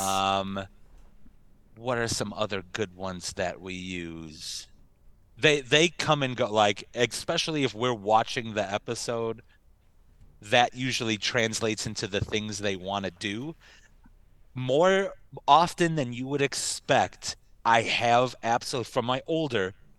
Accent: United States; us U.S. folk.

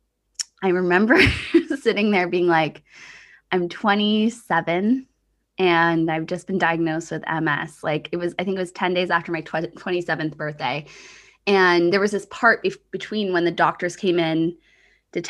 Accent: Canada; also born or lived in Australia; I came home from Australia and settled more in Canada

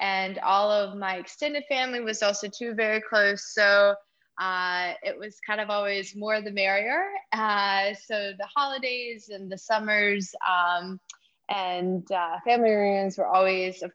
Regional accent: North Carolina, United States; moved away as an adult; also born or lived in Oklahoma / New York City, United States; now in St. Barthélemy; I am originally from North Carolina

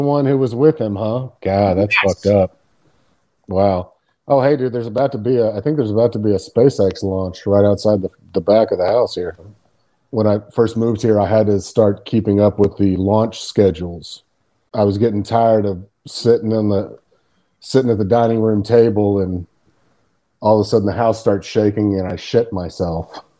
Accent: Texas, United States; moved away; where I grew up in Texas

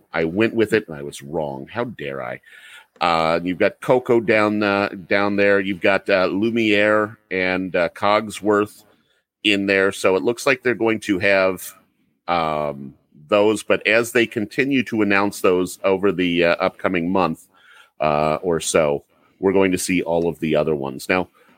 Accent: Cincinnati, Ohio, United States; I live in Cincinnati. And it happened here in my hometown

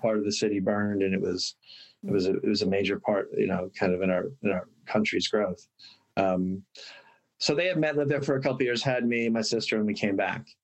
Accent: Bryn Mawr, Pennsylvania, United States; now in Los Angeles, United States; I was actually born in Los Angeles, lived here for a year, um, moved back to Bryn Mawr where my dad is was born

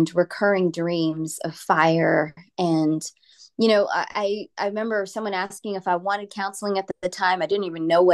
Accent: New Jersey, United States; now in Texas, United States; I grew up in New Jersey, and I was part of an Indian Christian family

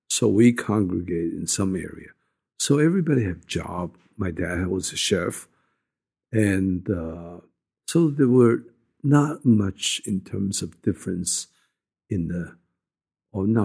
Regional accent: China; born there; I was born in China

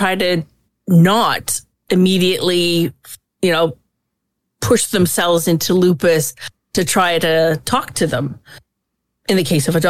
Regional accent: Canada; I'm Canadian.

